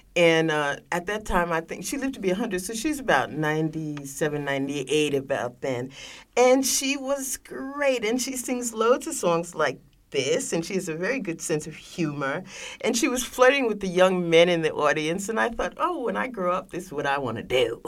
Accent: New York City, New York, United States; I was born in Harlem

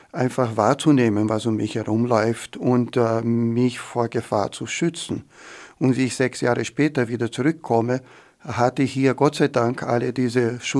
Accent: Rio de Janeiro, Brazil; moved away as an adult; now in Austria; Ja, ich komme aus Rio de Janeiro. Ich bin mit 20 nach Österreich gekommen.

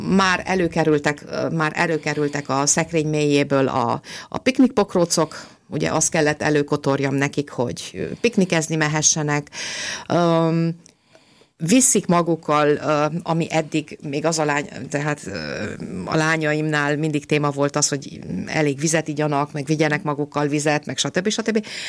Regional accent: Romania; now in Austria; én Romániában nőttem föl

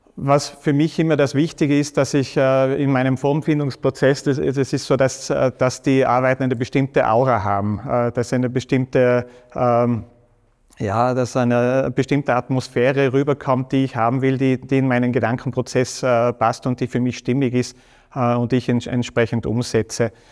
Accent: Stams, Tyrol, Austria; das ist so mein Wald in Stamms, wo ich aufgewachsen bin

